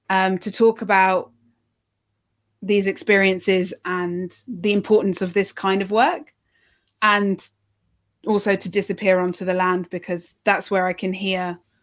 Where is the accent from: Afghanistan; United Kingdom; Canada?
United Kingdom; London; I was brought up in London